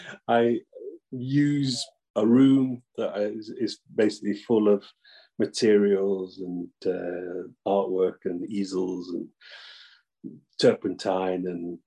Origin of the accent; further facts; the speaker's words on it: Nottingham, East Midlands, United Kingdom; Near Nottingham.